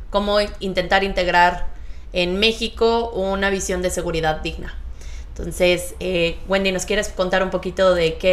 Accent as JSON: {"language": "Spanish", "town": "Castro", "region": "Los Lagos", "country": "Chile", "said": "Yo soy de Castro."}